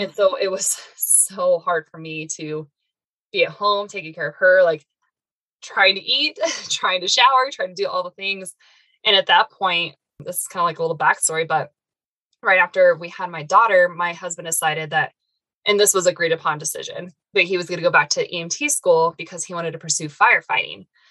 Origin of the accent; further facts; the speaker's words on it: Arizona, United States; also born or lived in Northern Colorado; now in Colorado, United States; I originally was born and raised in Arizona, then moved up to Colorado, and I've been here ever since